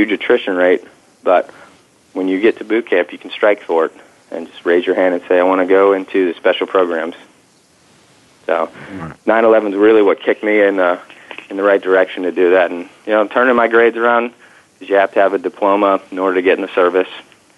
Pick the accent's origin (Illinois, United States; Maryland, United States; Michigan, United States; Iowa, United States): Michigan, United States; Detroit; I grew up in Detroit, Michigan